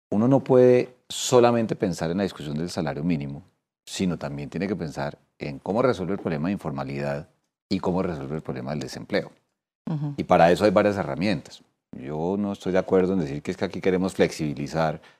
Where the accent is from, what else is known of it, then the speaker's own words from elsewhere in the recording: Colombia; Entonces nosotros como colombianos, más allá de esta discusión, tenemos que dar el debate